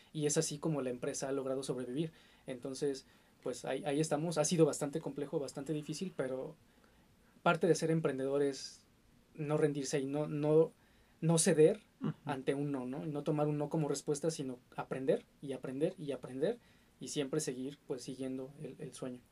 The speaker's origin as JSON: {"language": "Spanish", "country": "Mexico"}